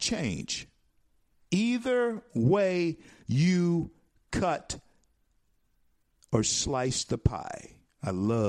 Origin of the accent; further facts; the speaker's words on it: United States; We're so uninformed. We are so, you know, ignorant to what's going on around us. Americans, we are.